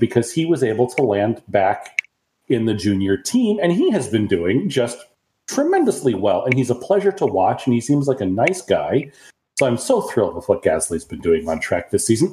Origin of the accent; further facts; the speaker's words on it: United States; also born or lived in Japan / Mobile, Alabama; I'm an American